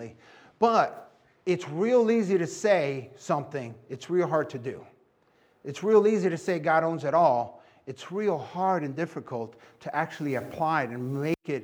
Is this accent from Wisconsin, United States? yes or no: no; New York City, New York, United States; I was born and raised in New York City and Puerto Rican